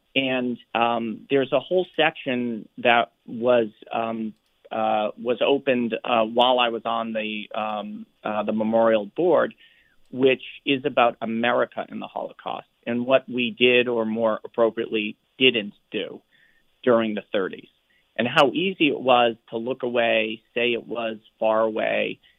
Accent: Providence, Rhode Island, United States; So as somebody who grew up in the Boston area, I grew up in Providence, Rhode Island, and went to games with my dad since I was little.

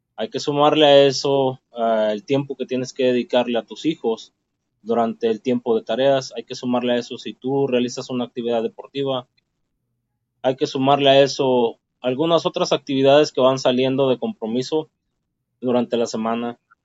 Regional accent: Ciudad Guzmán, Jalisco, Mexico; moved away as an adult; also born or lived in Utah; now in Los Angeles, United States; Puedo decir que soy mexicano del estado de Jalisco

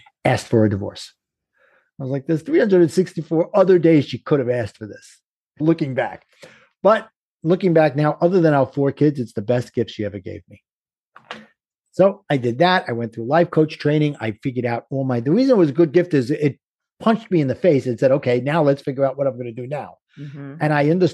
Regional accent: New York City, New York, United States; accent: Brooklyn; my Brooklyn accent

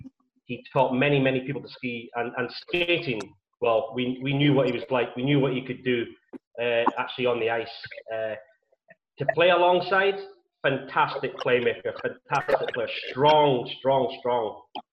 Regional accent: Aviemore, Scotland, United Kingdom; moved away as an adult

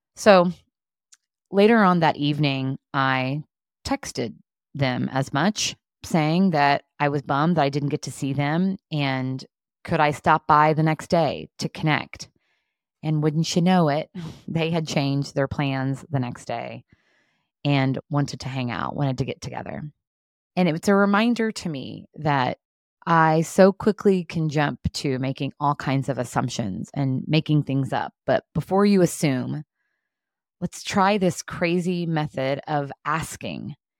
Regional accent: southern Indiana, United States; now in Indianapolis, United States; I grew up in southern Indiana, and I'm currently living in Indianapolis

